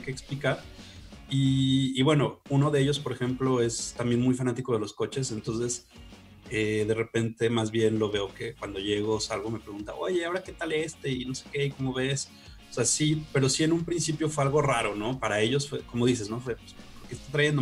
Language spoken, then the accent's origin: Spanish; Guadalajara, Jalisco, Mexico; soy de Guadalajara